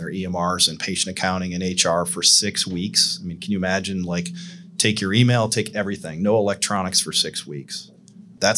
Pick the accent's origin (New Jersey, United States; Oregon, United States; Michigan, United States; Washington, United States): Michigan, United States; Southern; now in Nashville, United States; I grew up in Michigan, Southern Michigan, in a kind of a Rust Belt town